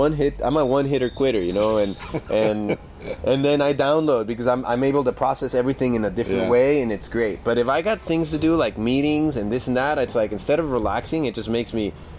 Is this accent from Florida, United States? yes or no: no; Colorado, United States; also born or lived in California; I grew up doing pot in Colorado and California and all that stuff.